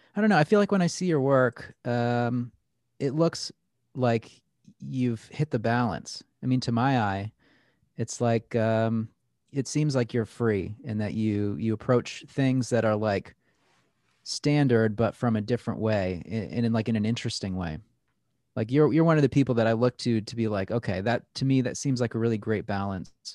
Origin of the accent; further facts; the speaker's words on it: Plattsburgh, New York, United States; There had never really been great tattooers in Plattsburgh before